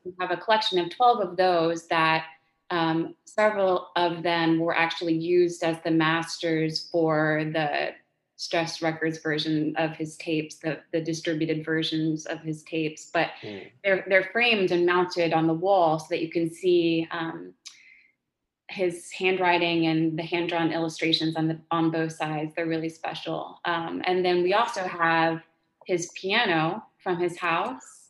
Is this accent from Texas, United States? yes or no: yes; Texas, United States; moved away; I'm from Texas